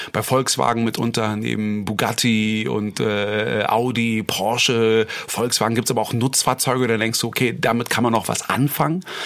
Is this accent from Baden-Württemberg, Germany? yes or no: no; Berlin, Germany; für mich als Berliner